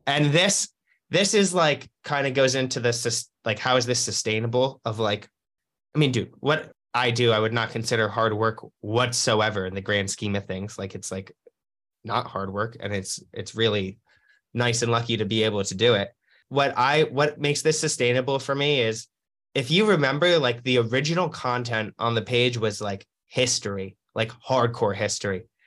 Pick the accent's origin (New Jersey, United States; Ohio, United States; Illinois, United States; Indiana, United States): New Jersey, United States; moved away as an adult; also born or lived in Los Angeles; I was from New Jersey.